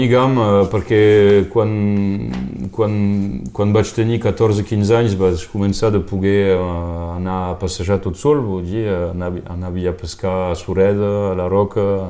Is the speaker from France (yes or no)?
yes; Canohès, Occitania, France; also born or lived in Perpignan; vaig créixer jo a Canus era, era molt rural